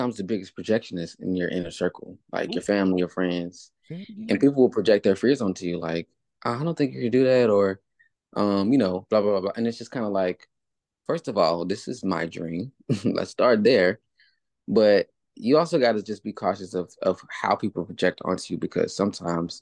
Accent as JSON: {"language": "English", "town": "Charlotte", "region": "North Carolina", "country": "United States", "tie": "born or raised there", "also_born_or_lived": "California", "moved": "as an adult", "lives_now": "Atlanta, United States", "said": "my hometown, Charlotte"}